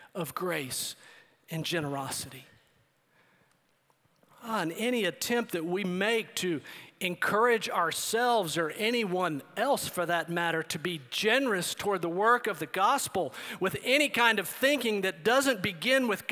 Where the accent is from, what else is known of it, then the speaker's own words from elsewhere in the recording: El Paso, Texas, United States; I grew up in El Paso, Texas.